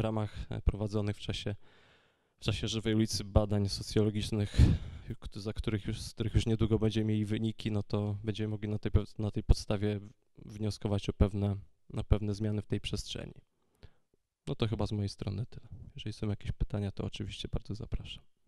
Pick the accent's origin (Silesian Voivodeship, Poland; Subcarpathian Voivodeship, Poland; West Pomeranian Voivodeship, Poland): Silesian Voivodeship, Poland; Gliwice; ja akurat z Gliwic